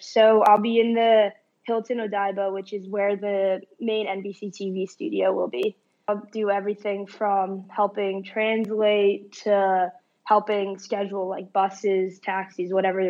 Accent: Tokyo, Japan; born there; So I was born in Tokyo, and I only lived there for a year, actually, but we would, as a family, would go back a couple times a year.

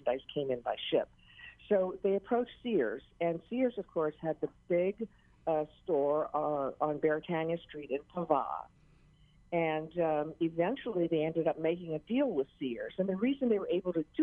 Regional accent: Maui, Hawaii, United States; I was born and raised on Maui

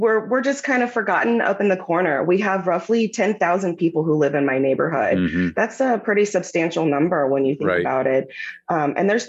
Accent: Kansas City, Missouri, United States; I'm born and raised in Kansas City, Missouri

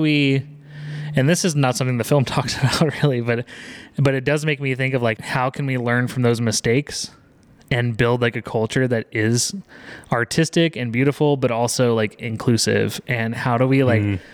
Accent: Texas, United States; growing up in Texas

